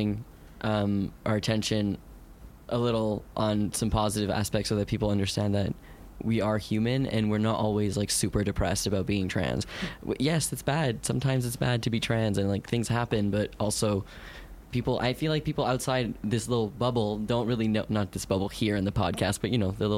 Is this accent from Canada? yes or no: yes; Canada; I'm Canadian.